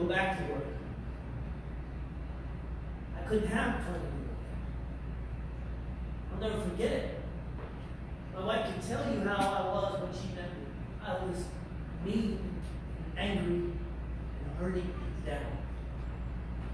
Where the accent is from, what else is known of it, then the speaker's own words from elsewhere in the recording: New York, United States; I'm a New Yorker and I'm from New York.